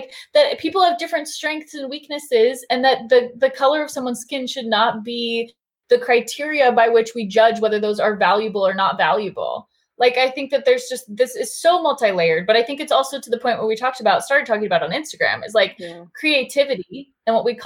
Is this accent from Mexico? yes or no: no; Southern California, United States; I grew up in Southern California